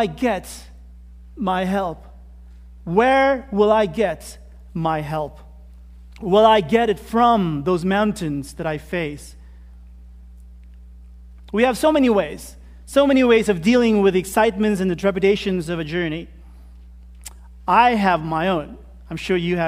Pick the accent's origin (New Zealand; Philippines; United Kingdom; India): Philippines; moved away; I come from the Philippines